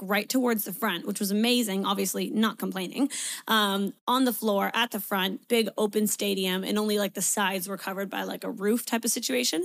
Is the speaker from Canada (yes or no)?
yes; Canada; moved away as an adult; now in Sydney, Australia; I'm a Canadian, but I'm currently living in Sydney, Australia. I've been here for 4 years